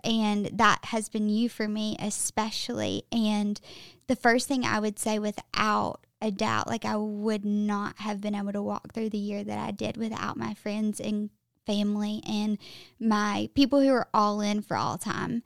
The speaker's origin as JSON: {"language": "English", "region": "Alabama", "country": "United States", "tie": "born or raised there", "also_born_or_lived": "Mississippi / Tampa / Austin", "accent": "Southern", "moved": "as an adult", "lives_now": "Nashville, United States", "said": "born and raised in Alabama"}